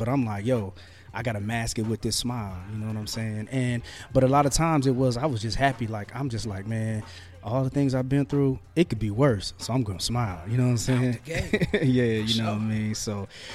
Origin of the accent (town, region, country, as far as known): Marion, Indiana, United States; born or raised there